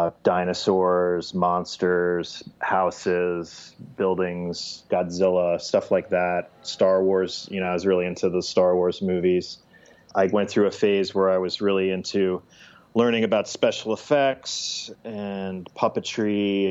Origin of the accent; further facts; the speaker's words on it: central New Jersey, United States; also born or lived in Brooklyn, New York; now in Mount Pleasant, United States; So I grew up in New Jersey, and central New Jersey, about 30 miles west of New York City